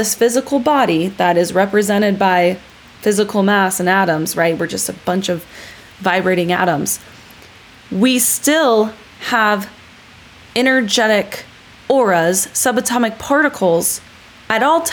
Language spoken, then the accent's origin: English; California, United States; I was born in California